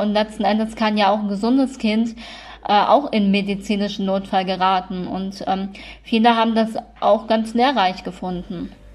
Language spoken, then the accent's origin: German; Kassel, Hesse, Germany; in Kassel ist das ja so, naja, ist halt eine, eine sehr schöne Stadt, ähm, auch wenn wir nicht so viel Touristen haben